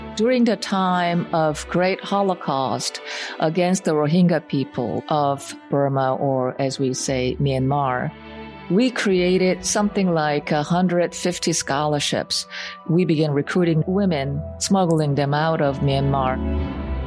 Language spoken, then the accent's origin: English; Seoul, South Korea; moved away; When I was growing up in Seoul, I had a lot of relatives